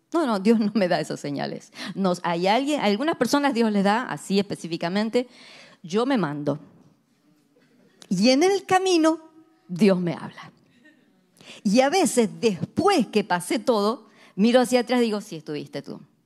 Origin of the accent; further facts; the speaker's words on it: Argentina; éramos tres argentinas